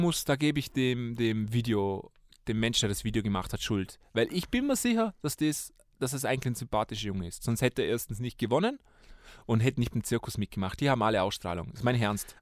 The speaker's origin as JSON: {"language": "German", "region": "Vorarlberg", "country": "Austria", "said": "Vorarlberger Sender, wo ich herkomme"}